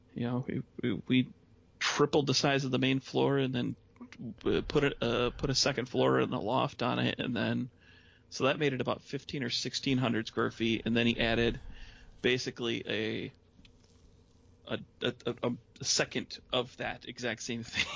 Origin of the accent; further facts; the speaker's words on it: Lincoln Park, Michigan, United States; moved away as an adult; now in Traverse City, United States; I grew up in the Detroit area.